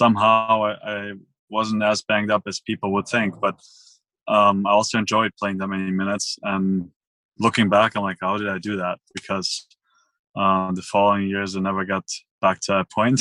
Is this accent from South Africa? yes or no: no; Villingen-Schwenningen, Baden-Württemberg, Germany; moved away; I'm from Germany, Schwenningen